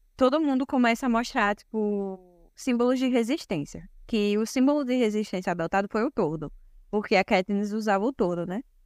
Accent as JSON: {"language": "Portuguese", "country": "Brazil", "said": "Sou brasileira também"}